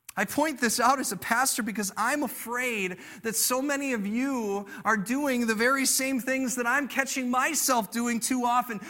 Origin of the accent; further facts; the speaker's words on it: United States; I'm an American